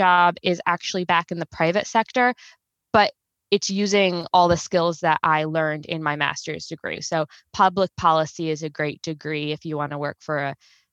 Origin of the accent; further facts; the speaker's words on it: New York City, New York, United States; moved away as an adult; I was born and raised in Brooklyn, New York, where I lived until I got married.